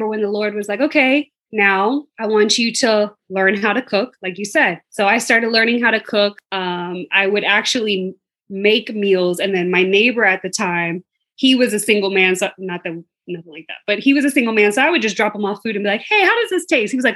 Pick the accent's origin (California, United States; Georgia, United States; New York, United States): Georgia, United States; Atlanta; moved away as an adult; now in Bermuda; I'm from Atlanta, living in Bermuda.